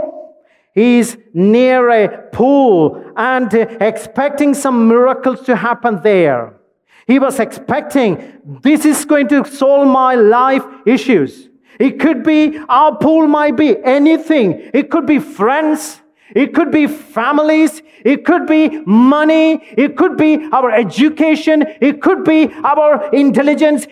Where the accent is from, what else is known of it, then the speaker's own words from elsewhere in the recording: India; As an Indian